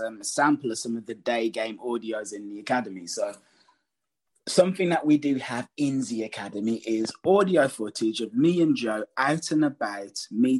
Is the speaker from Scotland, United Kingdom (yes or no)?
no; Birmingham, West Midlands, United Kingdom; I'm from Birmingham.